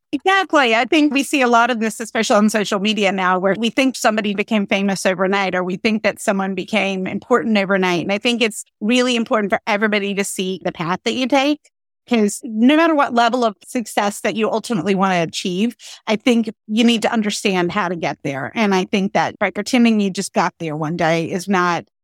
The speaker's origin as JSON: {"language": "English", "region": "Pennsylvania", "country": "United States", "tie": "born or raised there", "said": "And then Pennsylvania, my home state, took a very different approach."}